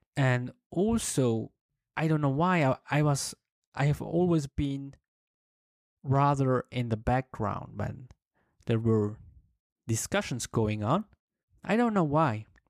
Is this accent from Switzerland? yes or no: yes; German-speaking part of Switzerland, German-speaking Switzerland, Switzerland; English is a second language; I come from the German-speaking part of Switzerland.